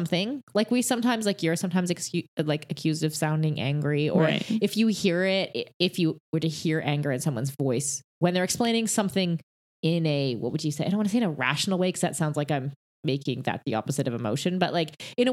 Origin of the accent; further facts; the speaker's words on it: Canada; I'm Canadian